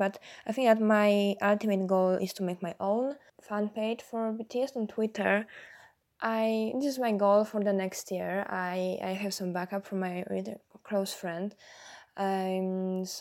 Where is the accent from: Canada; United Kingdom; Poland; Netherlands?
Poland; English is a second language; I'm from Poland. So it makes me the only person on the Discord chat with who is not based in US